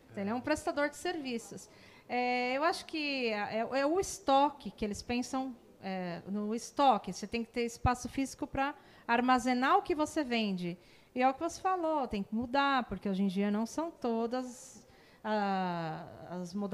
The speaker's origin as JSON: {"language": "Portuguese", "region": "São Paulo", "country": "Brazil", "lives_now": "Barueri, Brazil", "said": "eu é, não sou aqui de Alphaville, eu sou de São Paulo."}